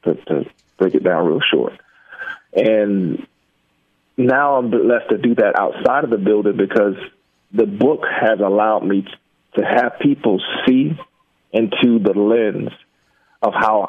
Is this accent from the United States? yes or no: yes; Jacksonville, Florida, United States; the neighborhood was a rough one growing up in Jacksonville